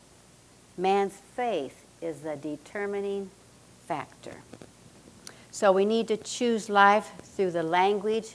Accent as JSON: {"language": "English", "region": "Nebraska", "country": "United States", "tie": "born or raised there", "said": "I grew up in Nebraska. I'm a Cornhusker"}